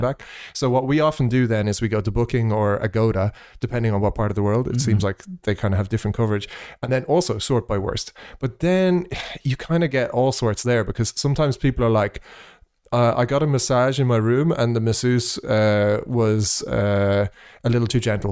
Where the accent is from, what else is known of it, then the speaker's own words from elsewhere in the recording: Ireland; accent: Irish; moved away; after I left Ireland